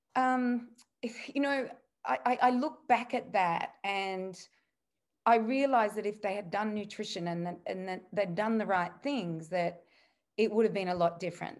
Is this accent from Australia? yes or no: yes; Australia; being an Aussie back in the eighties